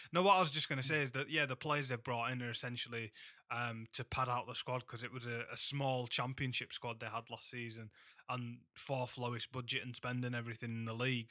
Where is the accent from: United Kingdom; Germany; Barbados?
United Kingdom; Huddersfield, Yorkshire and the Humber; my hometown.